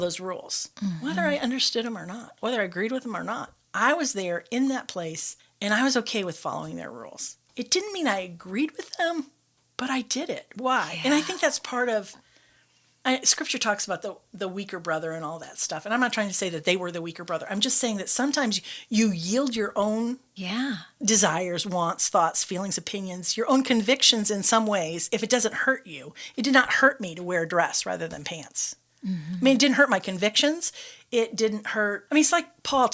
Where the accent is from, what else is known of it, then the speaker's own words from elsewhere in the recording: Michigan, United States; moved away as an adult; I was from Michigan.